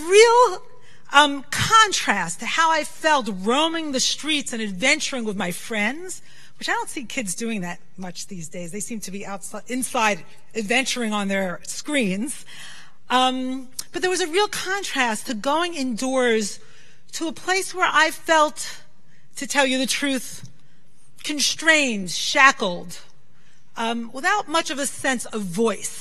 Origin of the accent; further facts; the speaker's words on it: New York City, New York, United States; when I was a little girl growing up in Brooklyn, I'm so lucky I grew up in Brooklyn